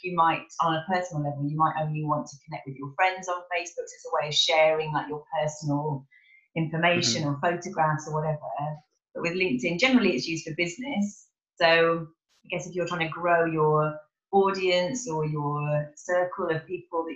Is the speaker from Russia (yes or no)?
no; Kidderminster, West Midlands, United Kingdom; now in Cheltenham, United Kingdom; I'm from a little village called Kidminster, which is not really Birmingham, but like near